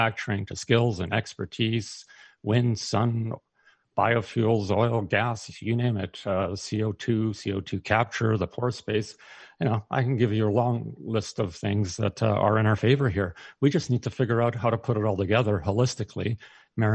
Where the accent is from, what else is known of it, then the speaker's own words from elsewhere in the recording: Canada; as a Canadian